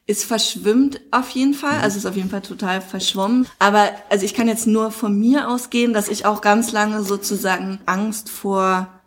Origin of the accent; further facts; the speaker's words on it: East Germany, Germany; auch immer, ich bin ein Ossi so, auch ganz knapp, aber trotzdem so.